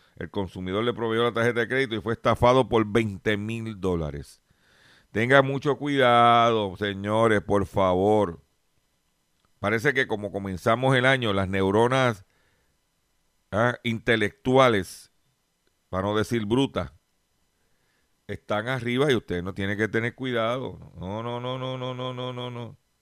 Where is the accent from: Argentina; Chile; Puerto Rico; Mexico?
Puerto Rico; Lares; allá en, en mi pueblo de Lares